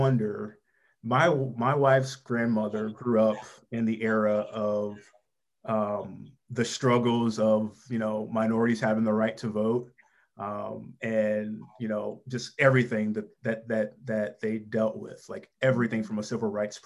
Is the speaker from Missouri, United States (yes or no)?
yes; St. Louis, Missouri, United States; I'm familiar with that neighborhood and that area of St. Louis. I grew up in North County